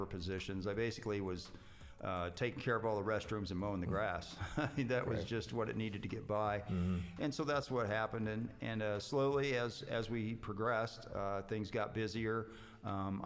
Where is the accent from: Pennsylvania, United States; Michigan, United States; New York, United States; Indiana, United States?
Indiana, United States; Connersville; I grew up in Connersville, Indiana